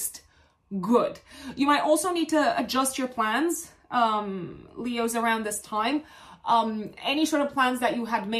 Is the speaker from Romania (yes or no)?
yes; Romania; I come from Romania